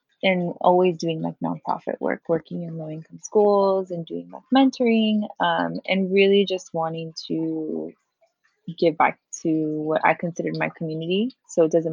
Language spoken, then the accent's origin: English; Hawaiian Gardens, California, United States; moved away as an adult; also born or lived in San Francisco; now in Mexico; I grew up in Hawaiian Gardens, which is a barrio adjacent to Long Beach